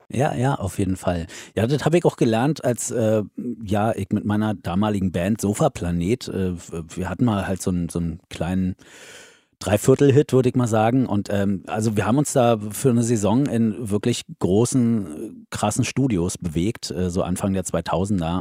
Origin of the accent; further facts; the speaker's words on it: the East, eastern Germany, Germany; moved away as an adult; now in Hesse, Germany; Kommen wir aus dem Osten, wir hatten ja nichts